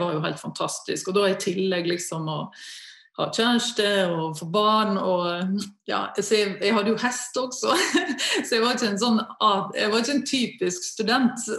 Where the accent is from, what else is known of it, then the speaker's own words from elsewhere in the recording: Møre og Romsdal, Norway; Rent naturmessig eh, så har jo Oslo-området ingenting å stille opp med i forhold til Sunnmørsalpene og ja, i det hele tatt naturen hjemme, da.